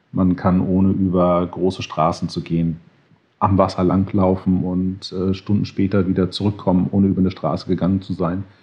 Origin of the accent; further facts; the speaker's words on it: Connecticut, United States; moved away; also born or lived in Berlin, Germany / Sri Lanka / Los Angeles, United States; Also geboren in Berlin, aufgewachsen in den USA, in Connecticut, zurückgekommen nach Berlin, nach Westdeutschland, zurückgekommen nach Berlin, nach Sri Lanka für ein paar Jahre, zurückgekommen nach Berlin, lange in Berlin, nach Los Angeles gezogen